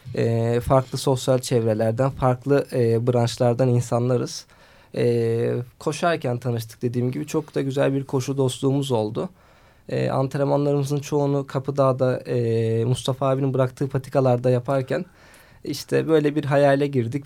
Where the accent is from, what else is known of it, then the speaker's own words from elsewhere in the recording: Bandırma, Balıkesir, Turkey; 1989 Bandırma doğumluyum